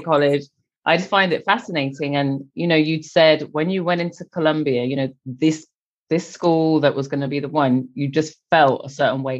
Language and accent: English; England, United Kingdom; I'm English